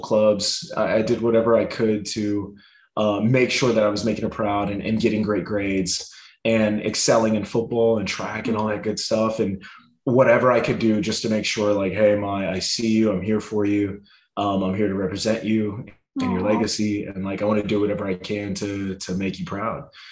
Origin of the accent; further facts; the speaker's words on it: Rancho Cucamonga, California, United States; also born or lived in North Hollywood, California; the city that I grew up in Rancho Cucamonga